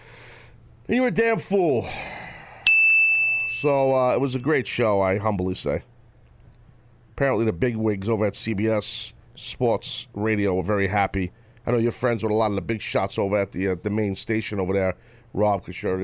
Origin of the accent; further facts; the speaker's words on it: United States; I'm American